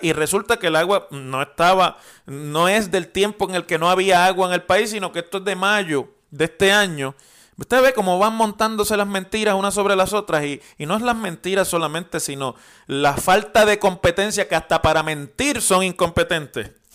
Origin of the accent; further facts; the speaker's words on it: Puerto Rico; la dignidad de los puertorriqueños y la respuesta con la que se nos trató como ciudadanos